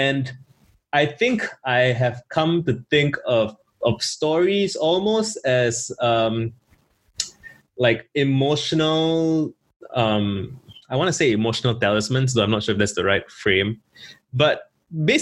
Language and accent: English; Singapore; I grew up in Singapore